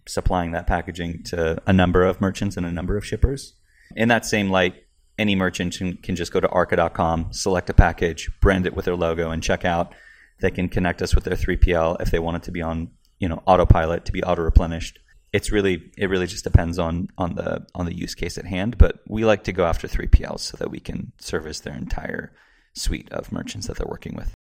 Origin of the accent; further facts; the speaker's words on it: Marin County, Bay Area, California, United States; also born or lived in San Francisco / San Luis Obispo / Seattle; I was born in San Francisco, raised in the Bay Area, Marin County.